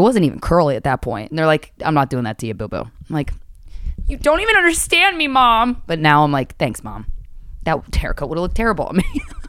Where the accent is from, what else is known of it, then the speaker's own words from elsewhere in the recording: Pennsylvania, United States; also born or lived in Chesapeake, Virginia; Wawa represents what Pennsylvania is to me, which is where I grew up. I grew up technically in Chesapeake, Virginia as well. And I mean, I count that, but I really, Pennsylvania, I'm like a Pennsylvania bitch, you know?